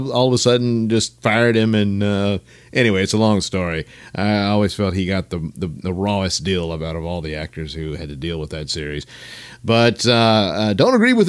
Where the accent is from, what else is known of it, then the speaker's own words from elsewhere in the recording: the South, United States; I'm a Southerner